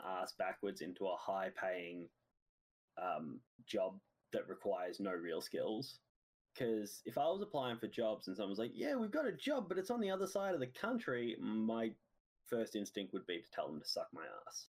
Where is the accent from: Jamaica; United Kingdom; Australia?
Australia; As an Australian